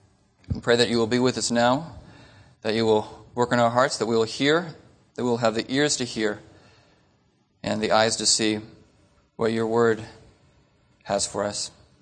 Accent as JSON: {"language": "English", "town": "Phoenix", "region": "Arizona", "country": "United States", "said": "So we're from Phoenix, and it only took us 2 hours to get here."}